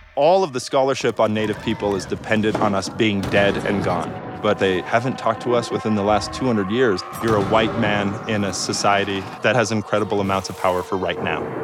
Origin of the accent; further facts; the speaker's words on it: Great Plains, United States; moved away; also born or lived in Santa Fe, New Mexico; I'm from the Great Plains and I'm enrolled in Mandan Hidatsa Rickera